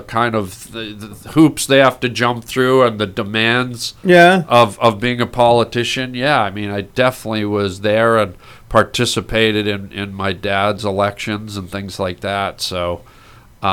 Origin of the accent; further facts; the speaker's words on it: Canada; we were Canadian